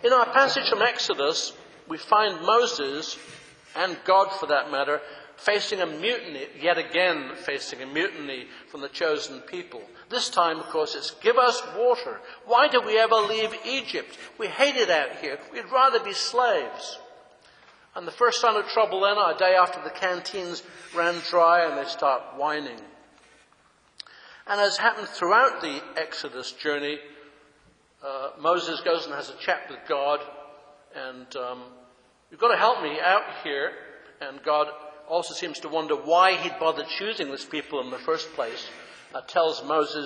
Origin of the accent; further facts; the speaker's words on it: England, United Kingdom; moved away; When I grew up in England, in Britain